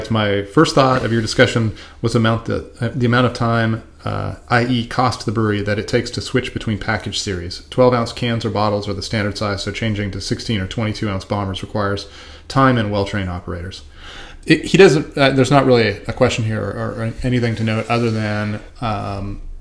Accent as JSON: {"language": "English", "country": "Russia", "said": "he's sort of the Martyn Cornell in my home country"}